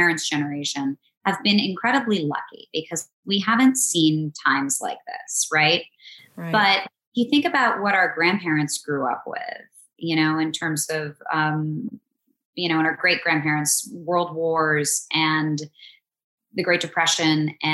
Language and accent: English; East Coast, United States; now in Los Angeles, United States; We're both from the East Coast.